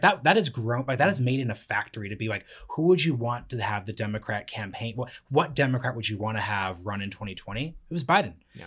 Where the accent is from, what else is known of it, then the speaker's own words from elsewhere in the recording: Portland, Oregon, United States; I'm from Portland, Oregon